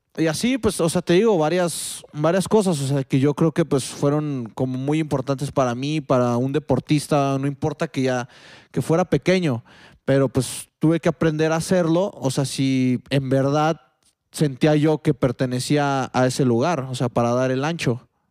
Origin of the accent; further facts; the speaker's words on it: Mexico; also born or lived in Spain; aquí en México